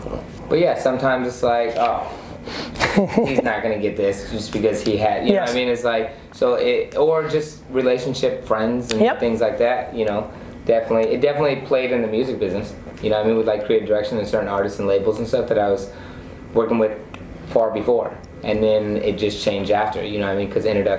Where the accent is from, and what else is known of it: Anaheim, California, United States; born or raised there